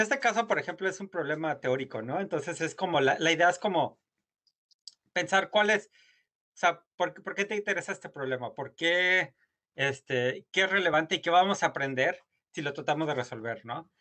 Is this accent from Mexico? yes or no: yes; Guanajuato, Mexico; moved away as an adult; also born or lived in Europe / Harvard University, United States; crecí, soy originario de Guanajuato